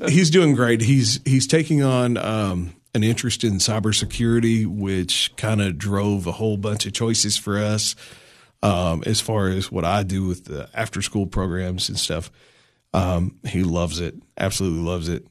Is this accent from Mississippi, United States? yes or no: no; La Follette, Tennessee, United States; moved away as an adult; now in Putnam County, Tennessee, United States; I grew up in little town north of Knoxville, Tennessee called La Follette.